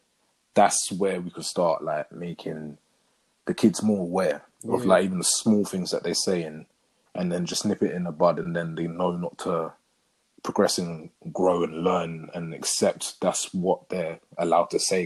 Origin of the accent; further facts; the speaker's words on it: United Kingdom; don't see colour because we all grow up here. This guy's brown, this guy's white, this guy's black, we're all British.